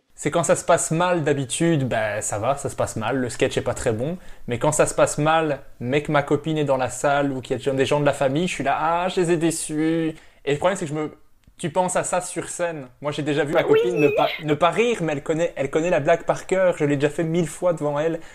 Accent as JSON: {"language": "French", "country": "Belgium", "said": "je suis belge"}